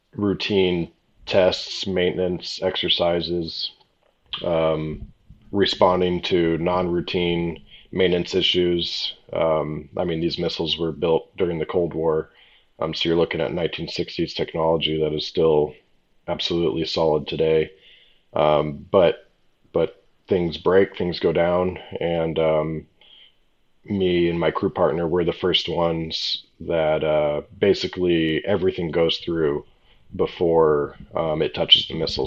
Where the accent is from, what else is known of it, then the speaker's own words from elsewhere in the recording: La Quinta, California, United States; It was an e-golf event back in my hometown in um, La Quinta, California